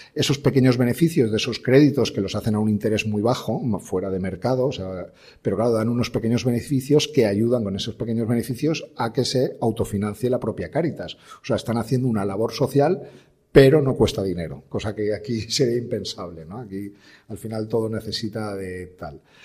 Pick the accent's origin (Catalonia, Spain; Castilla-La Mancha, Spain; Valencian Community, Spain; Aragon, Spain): Valencian Community, Spain; como buenos valencianos